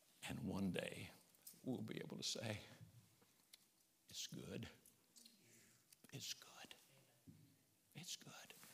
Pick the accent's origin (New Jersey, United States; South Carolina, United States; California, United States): South Carolina, United States; Summerville; My daddy and mama, they were from Arkansas, and we grew up in South Carolina, Somerville, down around Charleston.